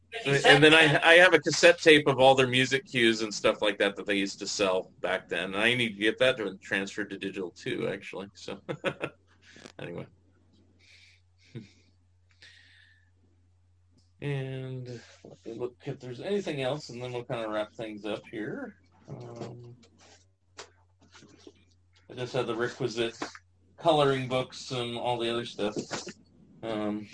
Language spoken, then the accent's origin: English; Northern California, United States; I grew up is in Northern California.